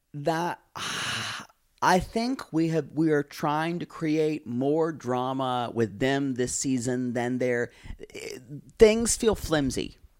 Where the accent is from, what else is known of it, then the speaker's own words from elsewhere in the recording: United States; I'm American